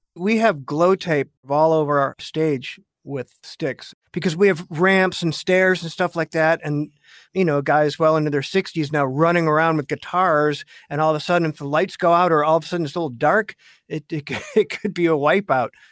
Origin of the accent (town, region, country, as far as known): United States